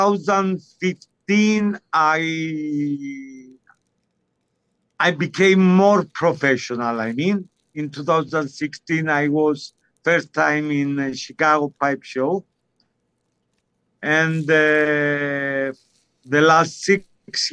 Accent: Cyprus; I grew up in Cyprus. I'm 100% Cypriot. I'm Greek origin Cypriot

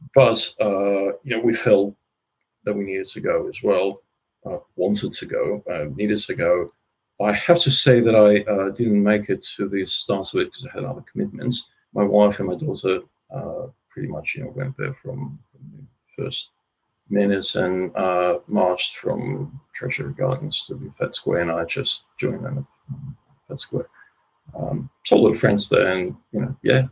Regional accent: Russia; also born or lived in Ukraine; now in Australia; I was born in Russia, but uh, pretty close to the border of Ukraine

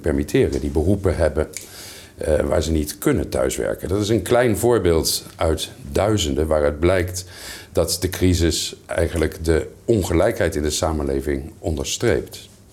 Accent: Netherlands; moved away; mijn vaderland in, in Nederland

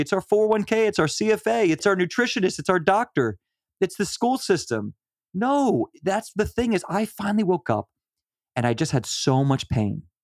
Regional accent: Virginia, United States; We are from Virginia

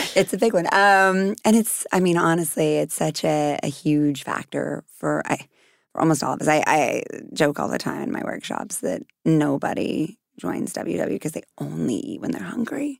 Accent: Texas, United States; I'm from Texas

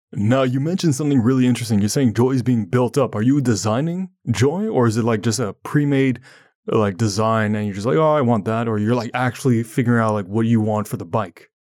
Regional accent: Ottawa, Ontario, Canada; I'm from Ottawa, Ontario, Canada, and sometimes we get snow

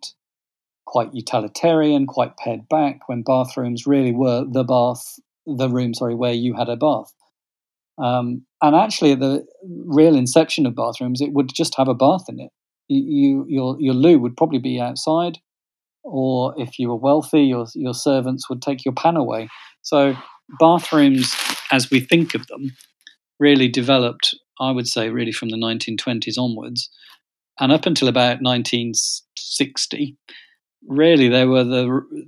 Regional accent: West Midlands, United Kingdom; moved away as an adult; also born or lived in Brighton; growing up in the Midlands

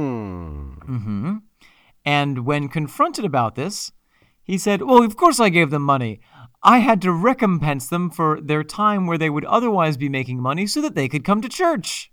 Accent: Mexico, New York, United States; my hometown

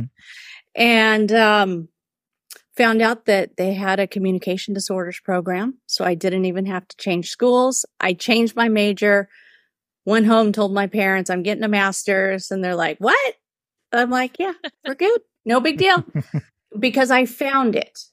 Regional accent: California, United States; moved away as an adult; also born or lived in Whittier, California; now in Austin, United States; I'm native Californian and transplant to Austin, Texas. I've been here for six years

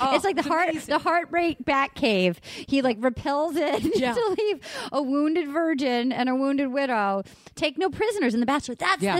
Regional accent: Rhode Island, United States; We're both from Rhode Island. Little state in the union. We're the biggest little state in the union, Rhode Island.

